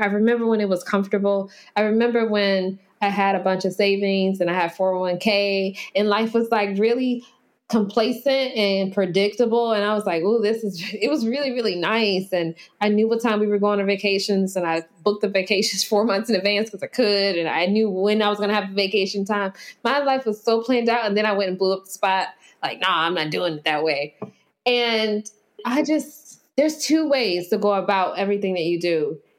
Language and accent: English; United States; being African American